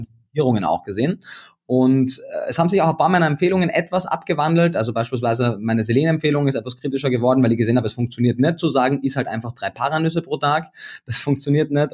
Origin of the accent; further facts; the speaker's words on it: Austria; moved away as an adult; now in Berlin, Germany; bin ich gebürtiger Österreicher